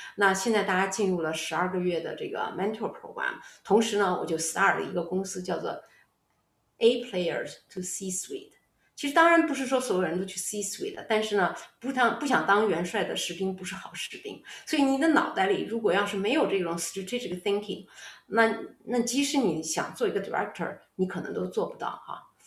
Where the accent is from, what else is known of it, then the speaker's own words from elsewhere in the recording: Xuzhou, Jiangsu, China; moved away; 我本身呢，是，是出生在徐州市